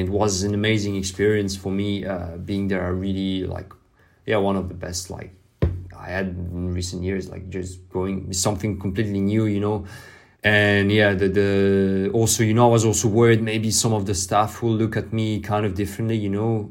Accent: France; English is a second language; I grew up in France

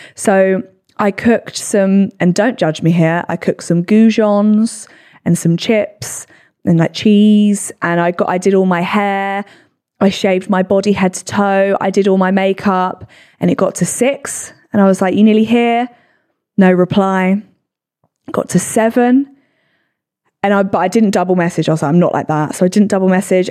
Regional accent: England, United Kingdom; we're English

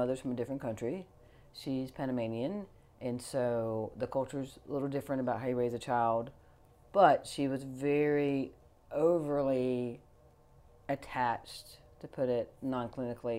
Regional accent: Fort Knox, Kentucky, United States; I was born in Fort Knox, Ireland Army Hospital.

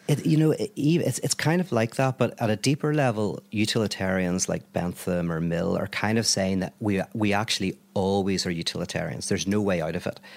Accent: Belfast, Northern Ireland, United Kingdom; I'm from Belfast

